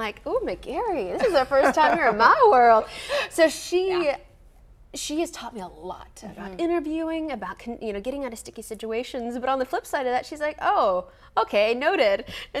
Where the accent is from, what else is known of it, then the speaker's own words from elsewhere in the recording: Grand Prairie, Texas, United States; also born or lived in San Antonio; I'm from Grand Prairie. Like, I'm originally from North Texas, and a lot of people think I'm from San Antonio.